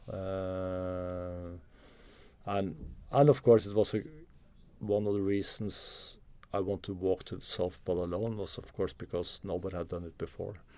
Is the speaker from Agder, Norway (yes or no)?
no; Oslo, Norway; I'm from Norway. I grew up in, uh, Oslo.